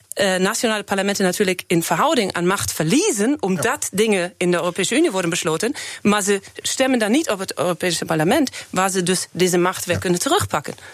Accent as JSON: {"language": "Dutch", "country": "Germany", "tie": "born or raised there", "second_language": "Dutch", "moved": "as an adult", "lives_now": "Netherlands", "said": "Ik ben geboren in Duitsland"}